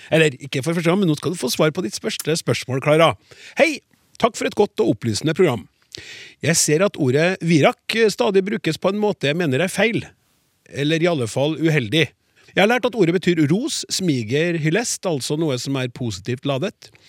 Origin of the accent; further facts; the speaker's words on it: Trøndelag, Norway; som trønder